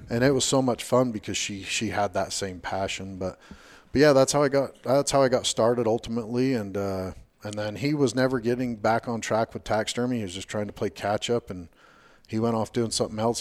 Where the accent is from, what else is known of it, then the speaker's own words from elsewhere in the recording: Washington, Utah, United States; also born or lived in Payson, Utah / Hurricane, Utah; I was born in Payson, Utah, moved down here when I was like five, um, been here in Washington, Hurricane, Washington, the rest of the time